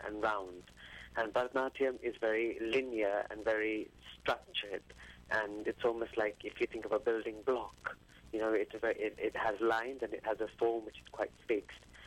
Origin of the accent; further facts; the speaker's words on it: England, United Kingdom; my upbringing here in the West, in England